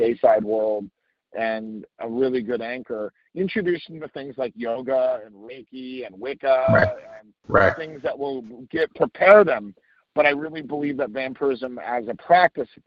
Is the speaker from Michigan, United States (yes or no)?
no; New Jersey, United States; also born or lived in Dubai; I grew up in New Jersey and spent some time in Dubai when I was a kid